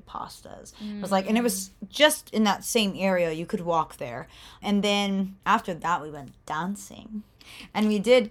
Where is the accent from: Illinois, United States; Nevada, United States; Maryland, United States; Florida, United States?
Florida, United States; I'm from Florida.